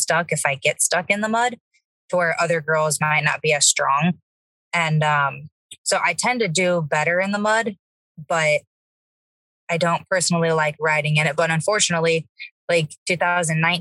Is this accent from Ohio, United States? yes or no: yes; Ohio, United States; I am from Ohio